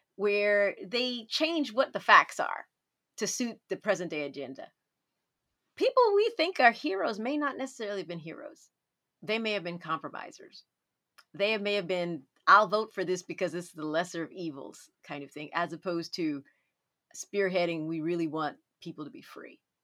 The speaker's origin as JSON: {"language": "English", "town": "Dallas", "region": "Texas", "country": "United States", "tie": "born or raised there", "said": "when I was growing up in Dallas"}